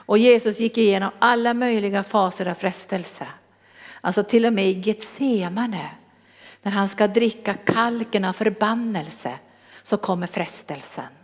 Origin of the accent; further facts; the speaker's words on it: Norrbotten County, Sweden; accent: Norrland dialect; moved away; Då hade jag kvar min norrländska till fullo